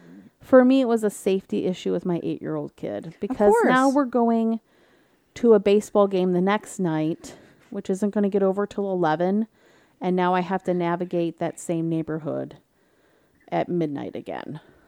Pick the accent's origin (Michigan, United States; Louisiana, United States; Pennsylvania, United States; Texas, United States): Michigan, United States; Detroit; But I'm from Detroit. I can handle it, right?